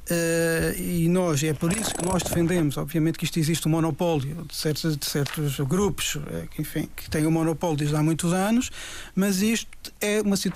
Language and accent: Portuguese; Portugal; Eu fui aqui há dias a Lisboa e paguei 2 euros por dia para estar no hotel. Eu sou português.